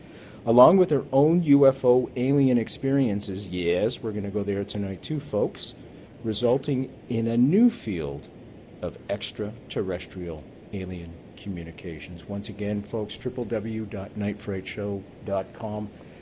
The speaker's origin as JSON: {"language": "English", "town": "Montreal", "region": "Quebec", "country": "Canada", "said": "She likes the way I say that because I'm from Montreal, right?"}